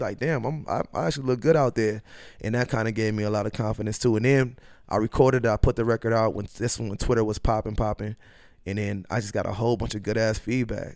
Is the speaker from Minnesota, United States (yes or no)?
yes; Minneapolis, Minnesota, United States; also born or lived in Norman, Oklahoma / Macedonia / Los Angeles; I grew up in North Minneapolis.